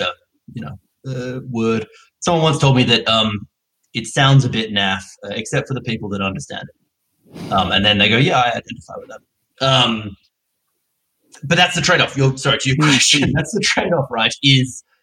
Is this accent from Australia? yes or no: yes; Perth, Western Australia, Australia; now in United Kingdom; I grew up in Perth